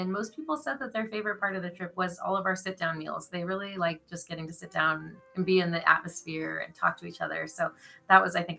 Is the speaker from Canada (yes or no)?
yes; Canada; We're Canadian, so they're like, it's 50 degrees. Why wouldn't we be in a pool?